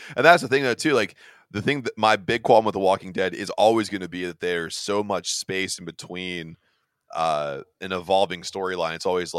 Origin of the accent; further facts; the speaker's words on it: United States; I'm American.